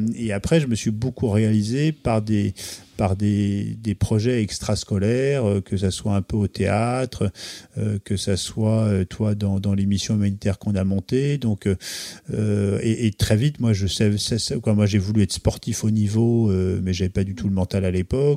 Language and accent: French; Pays de Caux, near Fécamp, Normandy, France; also born or lived in Beaufortin; now in Paris, France; je viens aussi du pays de Caux, donc euh, près de Fécamp